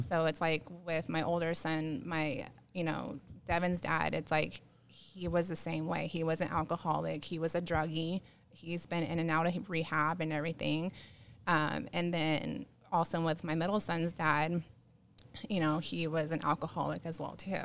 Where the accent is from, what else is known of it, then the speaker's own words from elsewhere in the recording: San Diego, California, United States; now in Banning, United States; I grew up in, I'm born and raised in San Diego